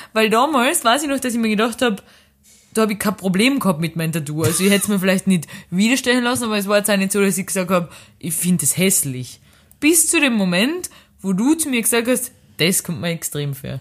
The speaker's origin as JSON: {"language": "German", "country": "Austria", "moved": "yes", "lives_now": "Lisbon, Portugal", "said": "wo ich herkomm. Österreich"}